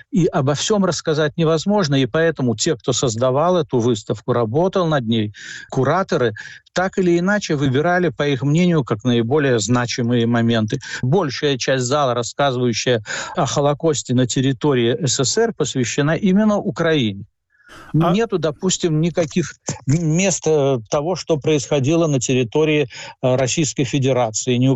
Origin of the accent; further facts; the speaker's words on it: Latvia; Вот я всегда родился я в Латвии, жил в в Латвии, учился там и так далее.